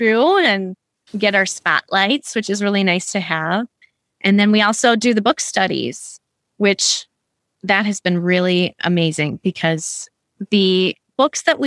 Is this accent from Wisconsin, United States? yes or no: yes; Wisconsin, United States; So I am from Wisconsin and graduated from the University of Wisconsin-Madison